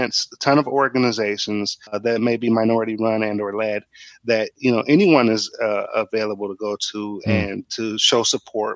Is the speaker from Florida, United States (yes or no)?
no; Inkster, Michigan, United States; I'm originally from Inkster, which is a small town in Michigan